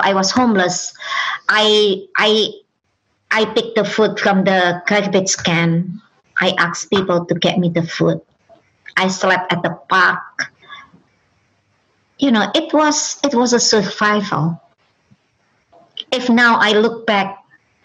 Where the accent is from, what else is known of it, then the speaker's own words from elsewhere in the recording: Indonesia; first language Indonesian; English is a second language; moved away as an adult; now in United States; Indonesia, my native language